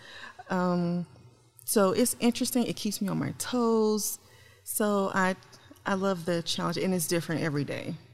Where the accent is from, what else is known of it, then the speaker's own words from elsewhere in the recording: Memphis, Tennessee, United States; moved away; also born or lived in St. Louis, Missouri; Originally, I'm from Memphis, Tennessee.